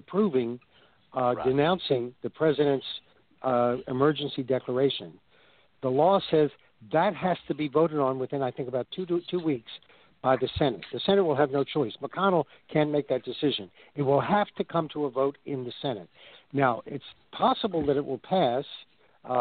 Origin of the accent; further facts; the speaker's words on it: the South, United States; I'm from the South, too.